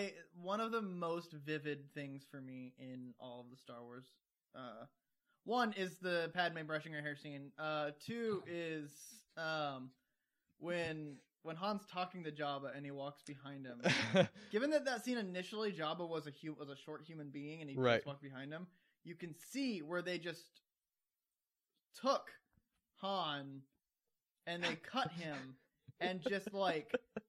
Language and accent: English; Georgia, United States; I've gone from Southern to Midwestern, and I grew up in Georgia.